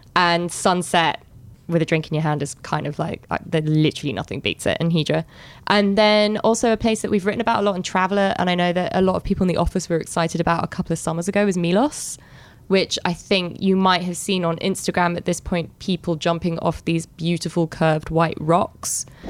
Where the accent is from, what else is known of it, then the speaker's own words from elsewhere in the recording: London, United Kingdom; when I was growing up in London